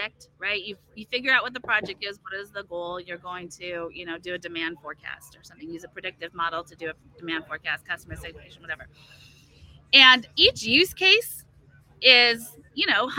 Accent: California, United States; I'm from California

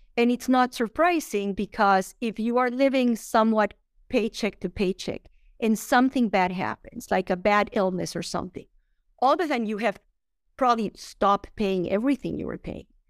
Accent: Colombia; moved away; I'm from Colombia

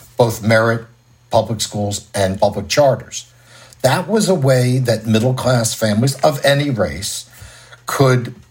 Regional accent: New York City, New York, United States; accent: New York; now in Orange County, United States; New York City, which is my native city, as you can tell from my accent

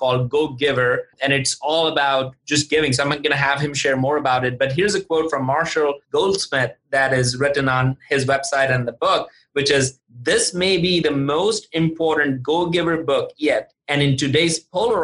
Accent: India; moved away; I grew up in India and I'm used to drinking chai

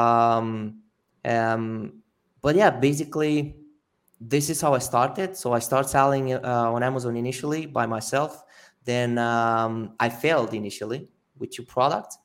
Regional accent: Romania; I'm originally from Romania

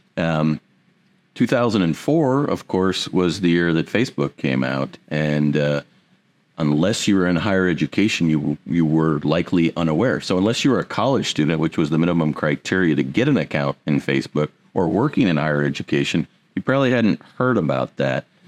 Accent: Indiana, United States; also born or lived in Pearl Harbor, Hawaii; I had the opportunity to come back to my roots. I'm originally from Indiana.

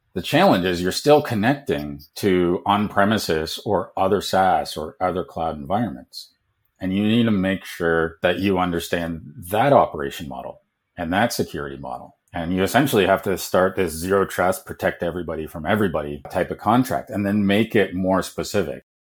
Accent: Canada; moved away; also born or lived in United States / South Africa; growing up in Canada

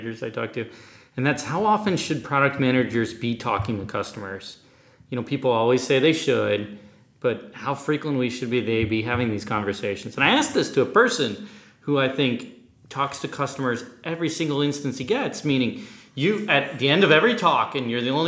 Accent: Massachusetts, United States; growing up in Massachusetts

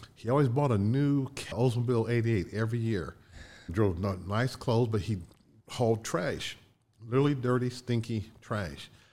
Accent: Connersville, Indiana, United States; moved away; also born or lived in Chicago; My hometown growing up, Connersville, was called Little Detroit

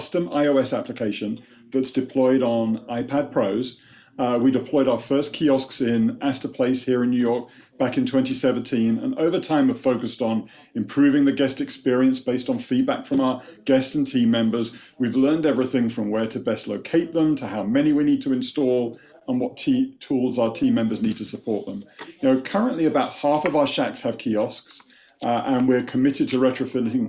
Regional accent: United Kingdom; born or raised there; moved away as an adult; now in United States

